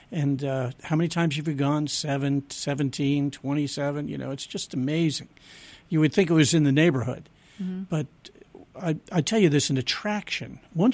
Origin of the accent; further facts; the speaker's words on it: United States; also born or lived in Maui, Hawaii; especially being an American and even more so living in the islands